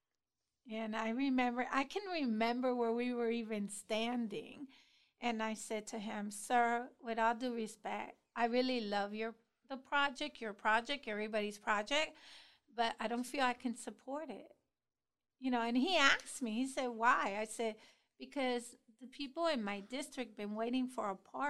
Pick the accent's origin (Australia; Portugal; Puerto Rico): Puerto Rico; moved away as an adult; now in Columbus, United States; little old me, Puerto Rican girl, not even 2 years in Columbus